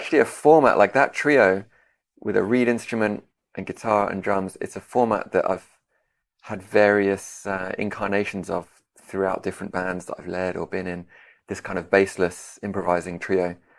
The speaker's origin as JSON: {"language": "English", "region": "London", "country": "United Kingdom", "tie": "born or raised there", "also_born_or_lived": "Detroit", "moved": "as an adult", "lives_now": "Kraków, Poland", "said": "I grew up in London, where I am now. Although a few years ago, I moved to Krakow in Poland, where I live currently. I was born in Detroit, but moved."}